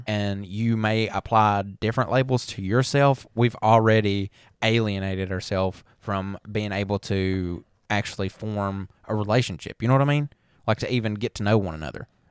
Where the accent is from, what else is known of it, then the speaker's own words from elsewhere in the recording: the South, United States; we're from the South. We sound like a bunch of damn hicks.